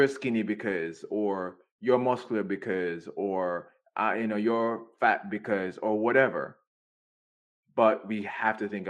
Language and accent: English; Jamaica; now in United States; when I was growing up in Jamaica